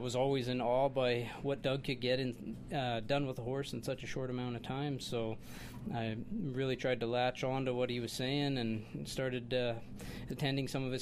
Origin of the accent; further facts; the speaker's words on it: Saskatchewan, Canada; moved away as an adult; also born or lived in Fort St. John, British Columbia; I was born and raised in Saskatchewan